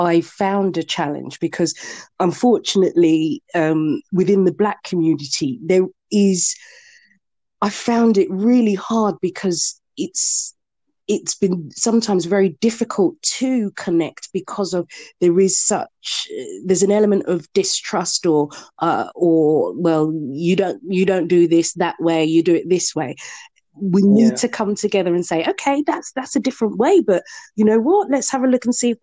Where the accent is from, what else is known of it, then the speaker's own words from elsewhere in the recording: Bedford, East of England, United Kingdom; to live and to be born and brought up in Bedford